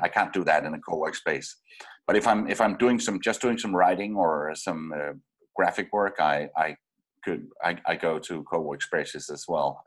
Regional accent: Denmark; moved away as an adult; I'm from Denmark

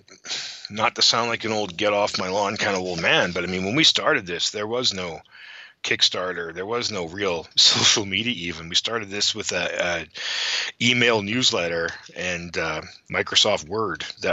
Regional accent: Canada; I'm a Canadian boy at heart

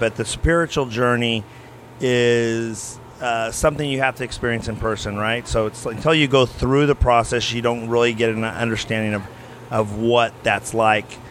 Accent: Tulare, California, United States; So my hometown's Tulare

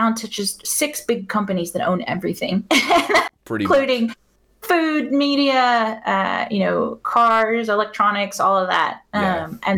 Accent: Houston, Texas, United States; moved away as an adult; now in United Kingdom; I grew up obviously around Houston, Texas

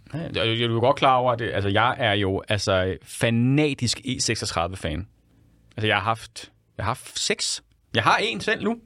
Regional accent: Central Zealand, Denmark; jeg kommer selv fra Midtsjælland. Jeg er jo en kæmpe bonderøv selv

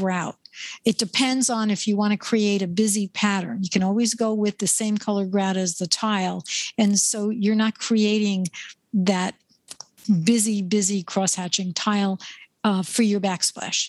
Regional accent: New York, United States; I'm from New York.

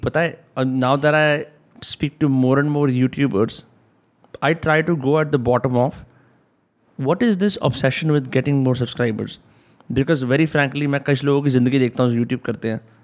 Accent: Faridabad, Haryana, India; हमारा शहर

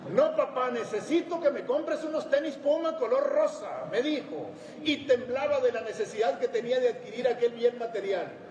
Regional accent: Sierra de Chihuahua, Mexico; El machismo, el pistolerismo, la desnutrición, el abandono estaban presentes en la sociedad donde nací y crecí

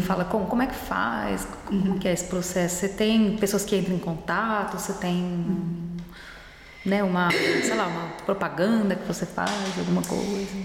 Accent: Brazil; now in Germany; a gente fala como brasileiro

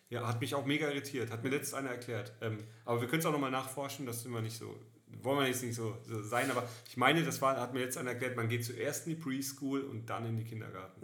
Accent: Karlsruhe, Baden-Württemberg, Germany; moved away; ich war in der Heimat unten in, äh, in Karlsruhe

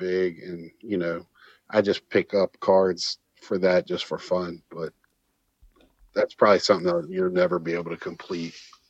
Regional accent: Virginia, United States; now in Iowa, United States; I live in Iowa, but I'm from Virginia

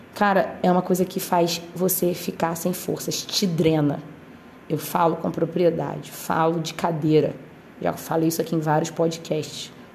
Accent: Brazil; a gente ser brasileiro

